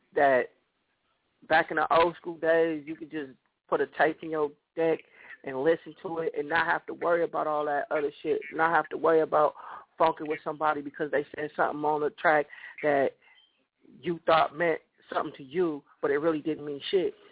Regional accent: San Jose, California, United States; moved away; living in my hometown, San Jose, California

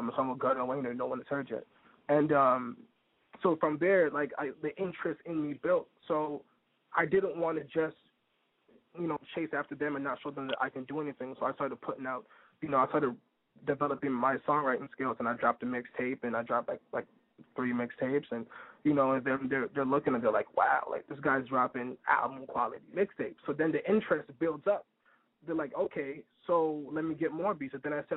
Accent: Toronto, Ontario, Canada; also born or lived in Brooklyn, New York; now in New York, United States; I'm from Toronto, Canada

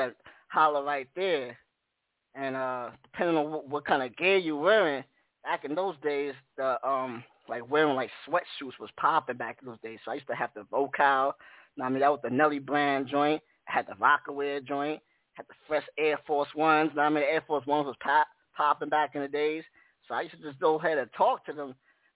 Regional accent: New York City, New York, United States; I'm from Jamaica, Queens

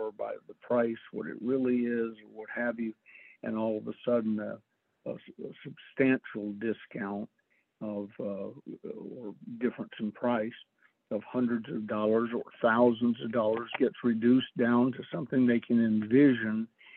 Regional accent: Atlanta, Georgia, United States; I was raised in Atlanta

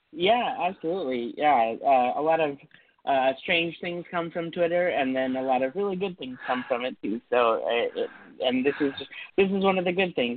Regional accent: San Francisco Bay Area, California, United States; moved away; also born or lived in Minnesota; moved to to the San Francisco Bay Area.

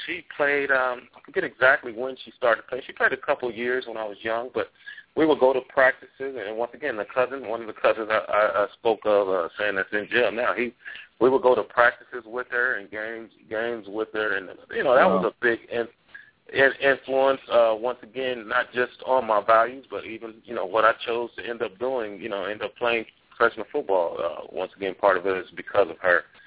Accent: Los Angeles, California, United States; I grew up in Los Angeles too

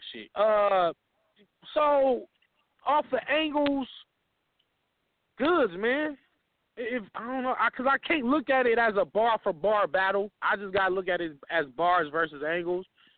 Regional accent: the West, United States; I'm from the West

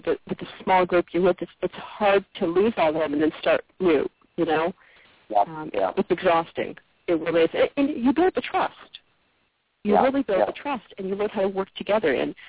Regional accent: Connecticut, United States; now in Mississippi, United States; Actually, when I came down here to Mississippi, it's funny because I came from Connecticut.

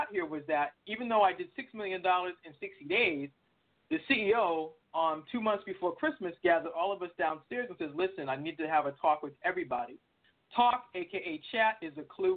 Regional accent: Boston, Massachusetts, United States; I'm originally from Boston, so I'm all things Boston.

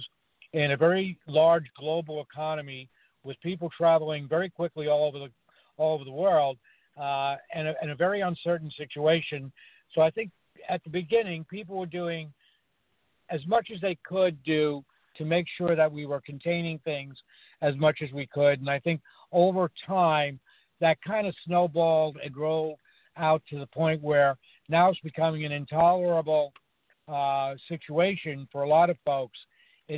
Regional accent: New York City, New York, United States; I grew up in New York City

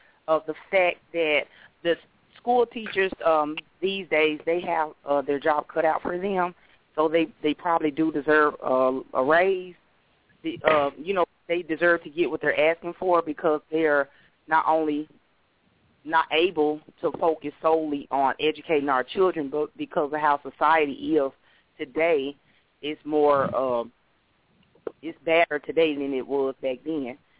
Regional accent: Arkansas, United States; now in Florida, United States; I'm from originally from Arkansas, but I'm in Florida. I live in Florida.

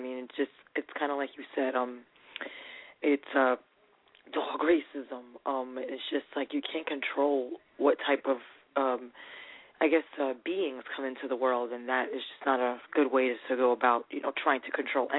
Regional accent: New York, United States; I'm from New York.

